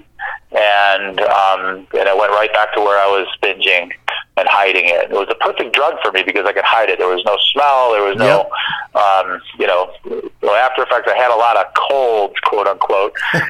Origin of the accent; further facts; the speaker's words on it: Chicago, Illinois, United States; moved away as an adult; also born or lived in Michigan; I grew up in Chicago, so my family and friends are all there